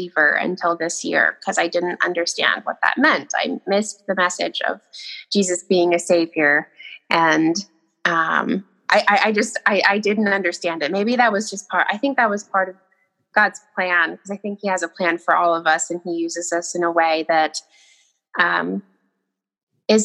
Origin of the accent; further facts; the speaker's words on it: Millinocket, Maine, United States; I grew up in Millinocket, Maine, really small town.